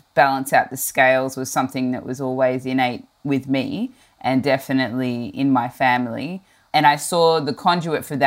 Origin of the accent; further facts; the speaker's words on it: Melbourne, Victoria, Australia; I grew up in the southeastern suburbs of Melbourne, in a suburb called Dandenong